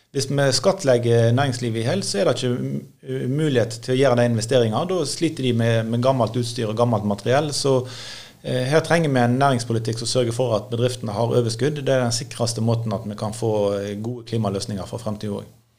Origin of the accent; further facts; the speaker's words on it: Norway; jeg er bekymra som nordmann